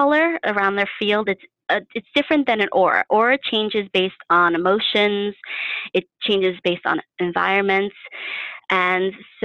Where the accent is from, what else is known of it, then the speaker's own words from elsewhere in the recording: New York City, New York, United States; I grew up in New York City.